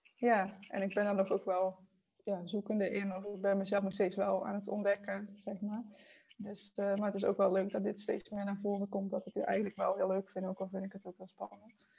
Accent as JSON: {"language": "Dutch", "town": "Eindhoven", "region": "North Brabant", "country": "Netherlands", "said": "ik kom uit Eindhoven"}